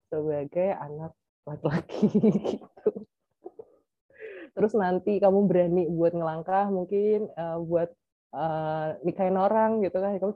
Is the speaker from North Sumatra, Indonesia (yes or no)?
no; Semarang, Central Java, Indonesia; dari lingkunganku yang dari kecil itu kan di Semarang atau mungkin karena memang lingkunganku sendiri yang memang membuat aku safety gitu kan aman